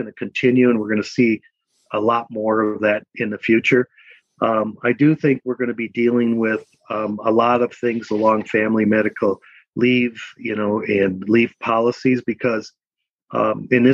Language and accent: English; Milwaukee, Wisconsin, United States; moved away as an adult; now in Minnesota, United States; I was born and raised in Milwaukee, Wisconsin